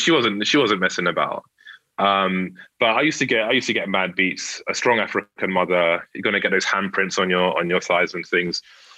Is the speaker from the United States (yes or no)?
no; London, United Kingdom; I had to go to a school in North London, and I was from Central/South.